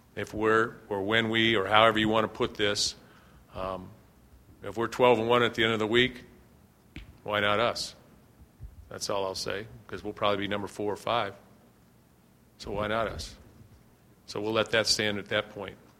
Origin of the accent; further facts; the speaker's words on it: Ohio, United States; moved away; I'm from Ohio.